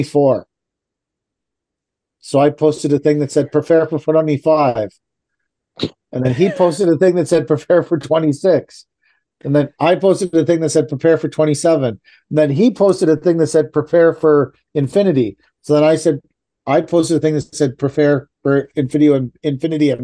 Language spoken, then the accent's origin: English; Oshawa, Ontario, Canada